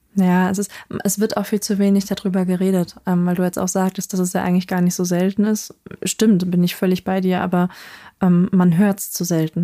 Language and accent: German; North Rhine-Westphalia, Germany; dann in Nordrhein-Westfalen gelandet. Und da ähm, haben wir uns dann im Grunde genommen auch von dem Dorfleben verabschiedet, sondern sind halt ja ziemlich in die Stadt gezogen